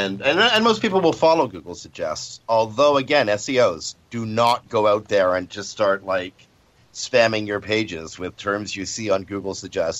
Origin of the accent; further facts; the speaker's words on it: Canada; I'm Canadian